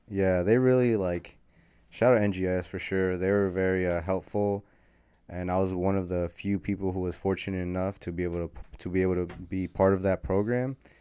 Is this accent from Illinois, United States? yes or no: no; San Rafael, California, United States; also born or lived in Berkeley, California; I was born in Berkeley, California, shout out Berkeley. It's the hometown, or that's the birth town, but I was raised most, most of my life in San Rafael, California, so Marin County